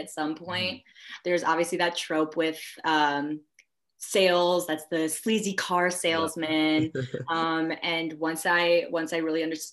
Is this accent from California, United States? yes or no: no; Chicago, Illinois, United States; moved away as an adult; now in Minnesota, United States; I'm originally from the Chicagoland area, northern suburbs